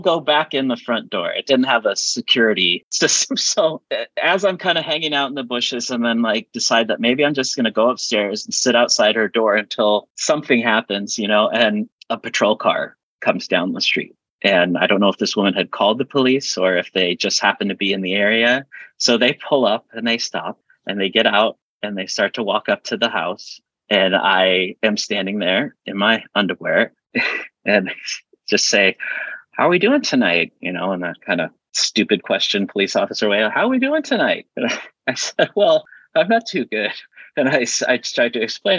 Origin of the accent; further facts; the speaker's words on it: Lincoln, Nebraska, United States; I grew up in Lincoln, Nebraska